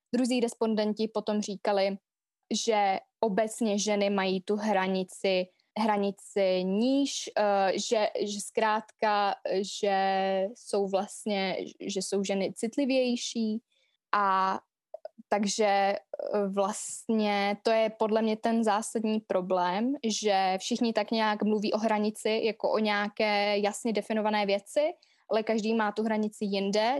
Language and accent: Czech; Vsetín, Zlín Region, Czechia; also born or lived in London; já jsem ze Vsetína